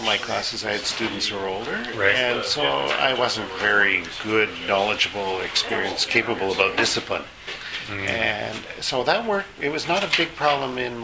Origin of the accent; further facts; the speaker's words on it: Vancouver, British Columbia, Canada; I grew up in Vancouver.